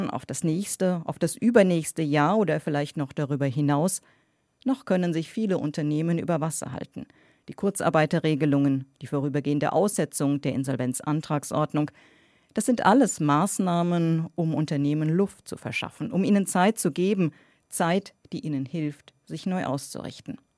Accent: Rhineland, Germany; Ich bin Rheinländer und damit chronischer Optimist

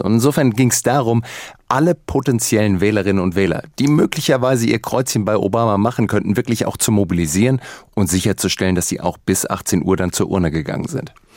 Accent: Germany; bei uns in Deutschland

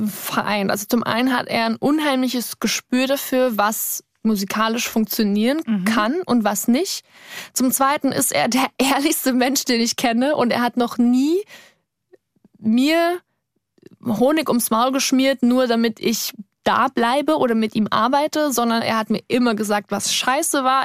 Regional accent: Cham, Bavaria, Germany; born or raised there; moved away

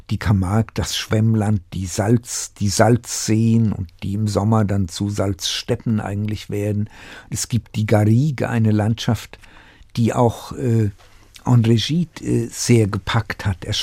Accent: Tachov, Plzeň Region, Czechia; born there; eine Kleinstadt, die mich in vielem sogar an meinen Geburtsort in Böhmen erinnert. Äh, Tachau.

